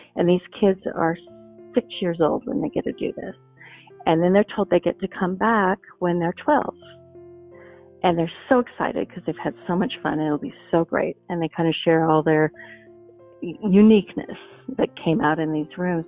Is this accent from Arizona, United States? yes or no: no; Montana, United States; I grew up in Montana